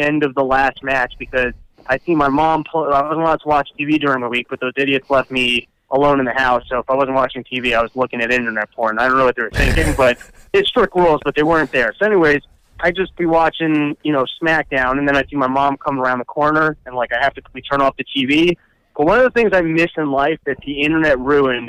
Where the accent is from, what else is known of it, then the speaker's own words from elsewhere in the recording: Stamford, Connecticut, United States; I'm from Stamford, Connecticut.